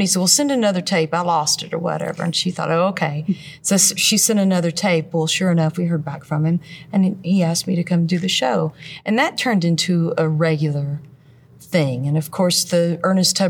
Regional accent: Crossville, Tennessee, United States; I'm from Crossville, Tennessee

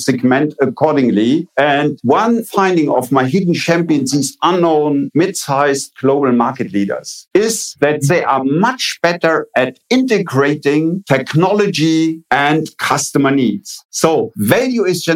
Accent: Eifel region, Rhineland-Palatinate, Germany; I am coming from a small village, grew up on a farm, and I grew up in the Middle Ages. 1950 in the Eifel region of Germany was the Middle Ages.

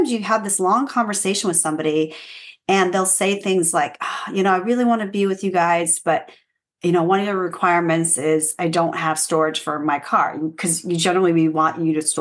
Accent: Fresno, California, United States; moved away as an adult; also born or lived in Los Angeles; I moved from Fresno

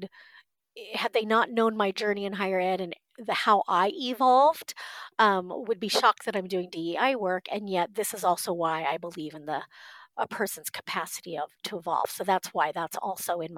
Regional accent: Southern California, United States; moved away as an adult; also born or lived in Korea; now in Midwest, United States; grew up in Southern California. I lived in California my entire life, was raised in a white family

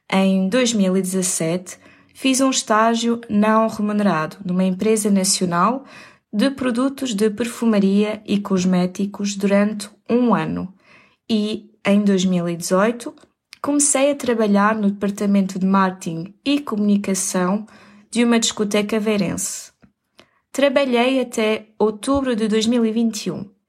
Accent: Aveiro, Aveiro District, Portugal; born there; nasci em 1992, em Aveiro

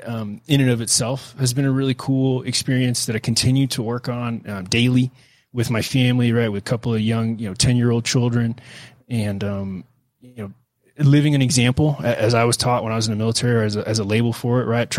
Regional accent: Houston, Texas, United States; I grew up in Houston

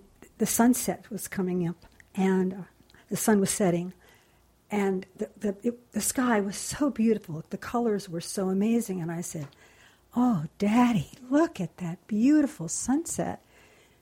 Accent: Los Angeles, California, United States; I grew up in Los Angeles or in L.A.

